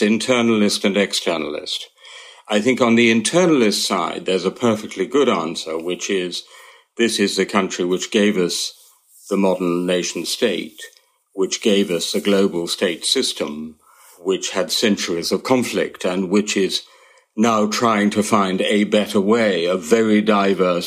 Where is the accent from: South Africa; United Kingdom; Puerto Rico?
United Kingdom; I'm a very untypical British European